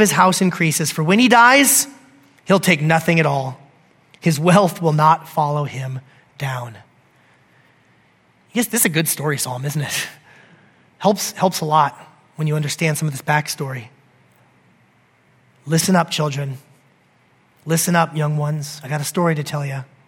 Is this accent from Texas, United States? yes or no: no; Alaska, United States; I grew up in Alaska living here